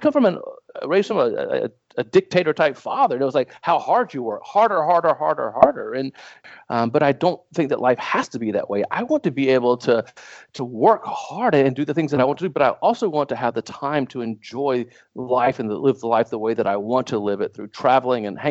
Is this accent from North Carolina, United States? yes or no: yes; New Bern, North Carolina, United States; I grew up in a little town on the coast of North Carolina called New